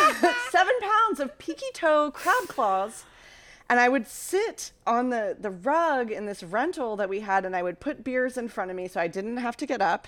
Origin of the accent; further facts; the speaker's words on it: Mid-Atlantic, United States; I grew up in the Mid-Atlantic